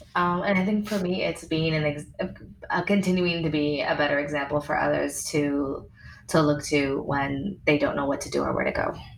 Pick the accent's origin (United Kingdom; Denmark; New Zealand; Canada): Canada; now in United States; I've been being a Canadian